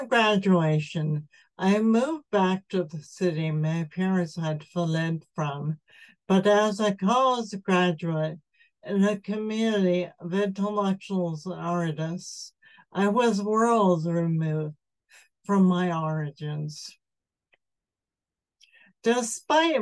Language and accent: English; Levittown, United States; moved away; The air I grew up breathing in Levittown was chemical laden